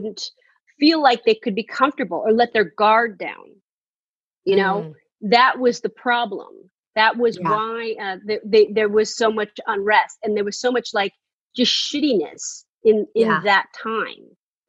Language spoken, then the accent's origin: English; San Francisco, California, United States; I grew up in San Francisco in the Tenderloin.